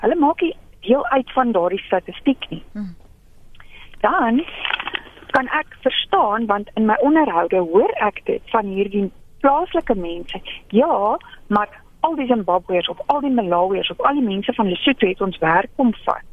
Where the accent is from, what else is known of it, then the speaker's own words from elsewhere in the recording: South Africa; ek kom van Suid-Afrika